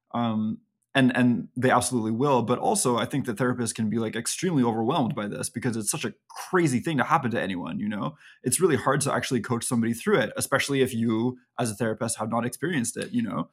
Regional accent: Canada; we're Canadian

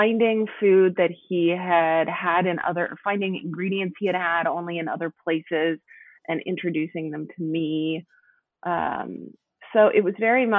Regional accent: Oklahoma City, Oklahoma, United States; now in Seattle, United States; I live in Seattle now, but I grew up in Oklahoma City, Oklahoma.

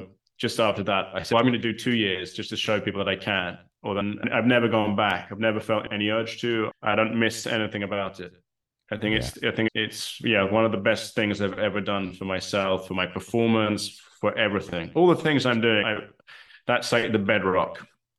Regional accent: United Kingdom; I'm British and I'm based in the UK

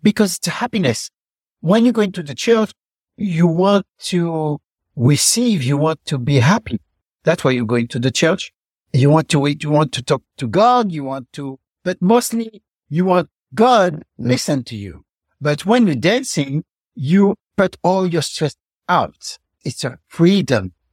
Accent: Fort-de-France, Martinique; moved away; also born or lived in Paris; grew up in Martinique, then in Paris, and I was born in Martinique, in the capital of Martinique, Fort-de-France

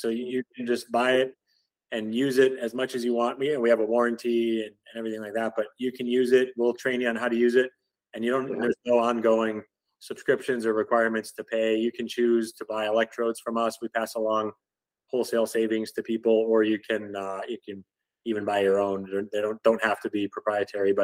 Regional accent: Chicago, Illinois, United States; now in Austin, United States; The Chicago Cubs, that was fun for me because that was my hometown team growing up there

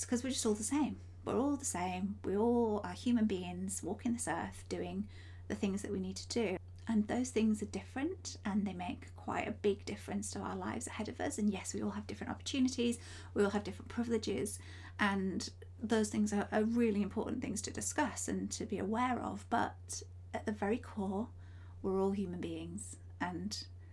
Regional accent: Yorkshire and the Humber, United Kingdom; I come from Yorkshire. You probably can hear it in my accent

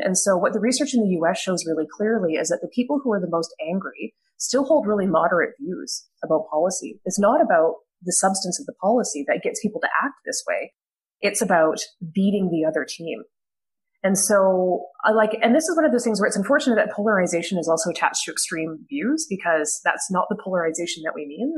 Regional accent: rural Alberta, Canada; as somebody who did grow up in rural Alberta

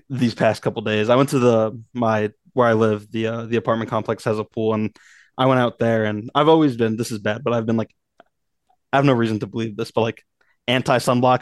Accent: Northeast, United States; moved away; I grew up in the Northeast

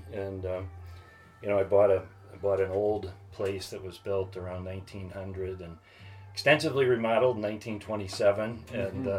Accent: Mansfield, Ohio, United States; moved away as an adult; now in Minneapolis, United States; the community that I grew up in, Mansfield, Ohio, is one of those towns that's kind of a subsidiary of Detroit

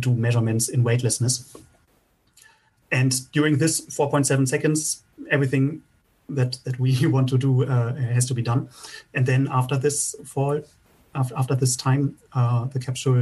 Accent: Bremen, Germany; Bremen is also my hometown

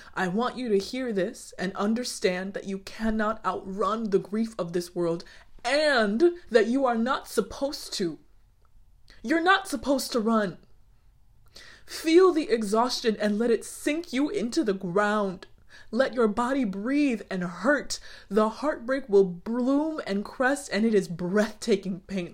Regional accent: United States; I am Black American

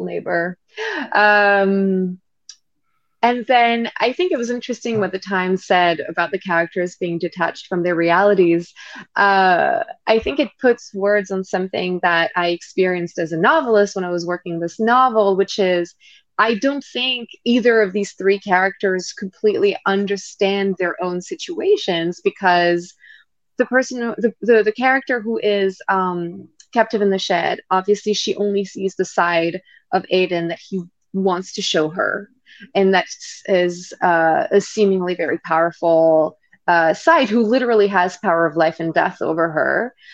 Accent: Île-de-France, France; moved away as an adult; also born or lived in London / New York; I grew up in France

